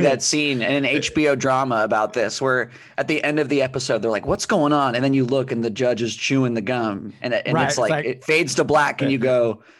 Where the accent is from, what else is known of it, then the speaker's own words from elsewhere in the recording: Phoenix, Arizona, United States; I grew up in Phoenix